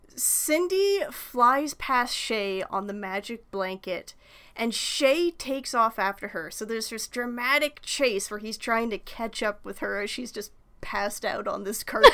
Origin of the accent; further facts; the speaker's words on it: Canada; being Canadian, or at least, you know, in, in, in my part of Canada